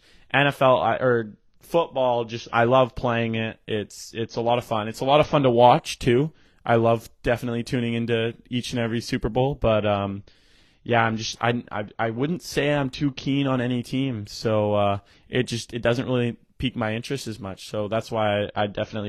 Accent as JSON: {"language": "English", "country": "Canada", "said": "we're Canadian. It's kind of in our blood."}